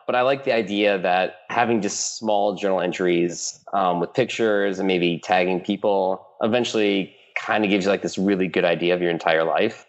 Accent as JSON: {"language": "English", "region": "Michigan", "country": "United States", "tie": "born or raised there", "also_born_or_lived": "East Coast / Stanford, California", "moved": "as an adult", "said": "I grew up in Michigan, middle middle nowhere, Midwest United States"}